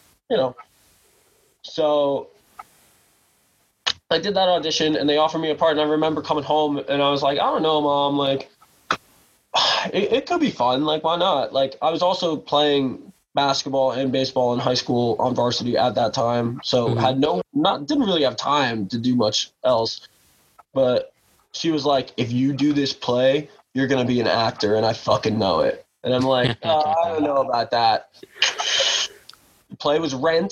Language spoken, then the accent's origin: English; New York City, New York, United States; I grew up on the Upper West Side, born and raised in New York City.